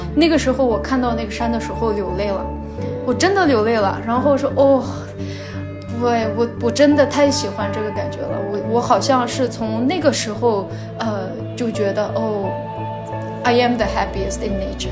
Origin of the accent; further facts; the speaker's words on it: Xinjiang, China; moved away as an adult; also born or lived in Nepal; 我在新疆徒步的时候嗯，在徒步，呃，真正地通过徒步这种方式，就是了解我家乡的这种自然景象